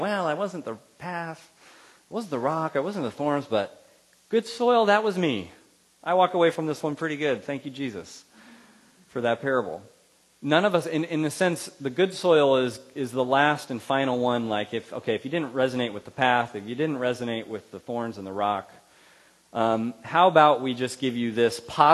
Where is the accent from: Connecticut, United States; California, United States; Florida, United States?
California, United States; Central Valley; Where I grew up in the Central Valley, there's a lot of farmers